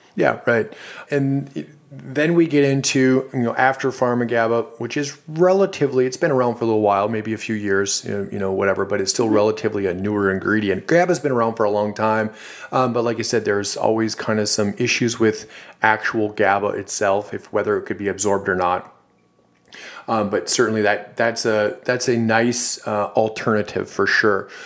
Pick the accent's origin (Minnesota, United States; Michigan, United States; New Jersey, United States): Minnesota, United States; Duluth; a company actually in my hometown in Duluth, Minnesota